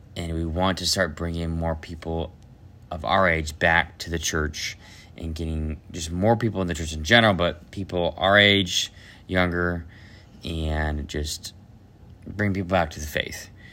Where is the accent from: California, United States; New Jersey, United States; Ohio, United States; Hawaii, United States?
Ohio, United States; from Ohio, I am the youngest of eight children